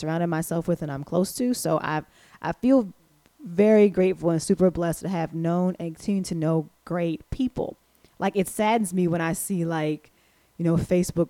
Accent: East Coast, United States; moved away as an adult; now in Midwest, United States; I'm from the East Coast

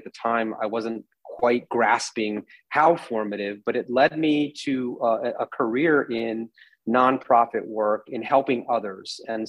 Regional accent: United States; also born or lived in Paraguay / Washington, D.C.; now in St. Louis, United States; I grew up in the United States

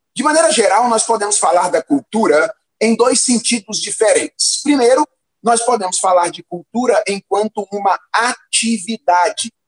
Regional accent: Minas Gerais, Brazil; eu me lembro quando eu era adolescente, lá em Minas Gerais

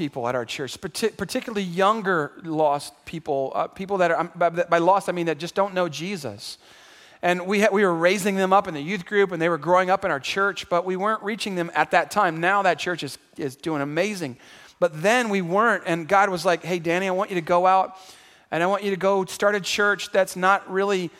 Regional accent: San Antonio, Texas, United States; also born or lived in Houston, Texas; drew me back home to San Antonio. I'm from San Antonio. I was born here.

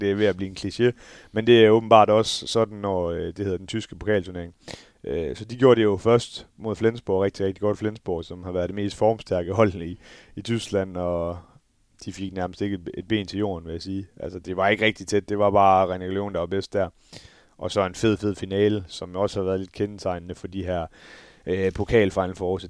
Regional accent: Denmark; som dansker

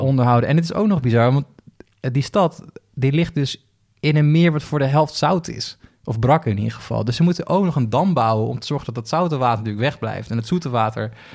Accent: Flevoland, Netherlands; Ik kom zelf uit Flevoland, de hele provincie die is opgezet om, daar boeren neer te zetten

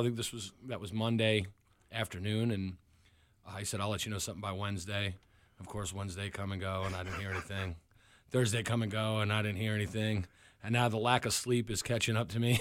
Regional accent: Long Island, New York, United States; now in Hampton Roads, United States; I'm originally from New York

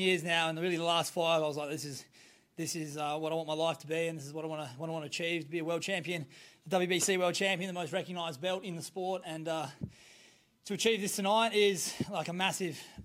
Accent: Perth, Western Australia, Australia; my hometown and he fought me in here in Australia, in Perth

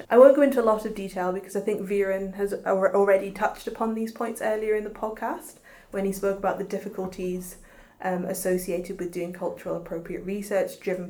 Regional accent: Ghana; Yeah, but they didn't want to talk about it in front of another Ghanaian woman, which I thought was really interesting

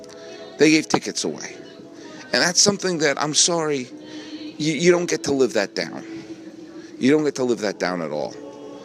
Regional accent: New England, United States; now in Los Angeles, United States; when I was growing up in New England

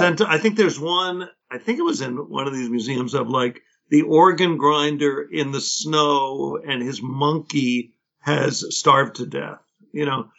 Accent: New York City, New York, United States; I grew up in Inwood on the very northern tip of Manhattan

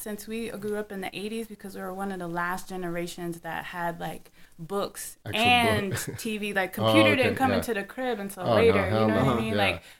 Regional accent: Midwest, United States; also born or lived in Chicago; I was raised in the Midwest and the birthplace of funk. And also spent a lot of time in Chicago, Illinois, back and forth. I grew up in the 80s.

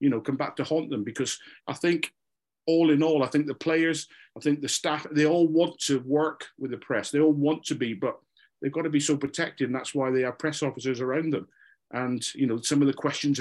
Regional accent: Scotland, United Kingdom; I'm a Scotsman

